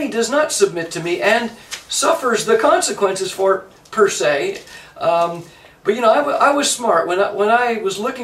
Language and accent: English; Canada; now in United States; I'm a Canadian. I've lived in the United States almost as much as I've lived in Canada.